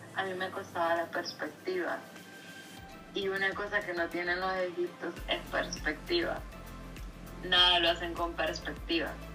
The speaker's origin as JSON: {"language": "Spanish", "town": "San Pedro Sula", "region": "Cortés", "country": "Honduras", "tie": "born or raised there", "also_born_or_lived": "Brighton and Hove, England", "said": "nací en San Pedro Sula, Honduras"}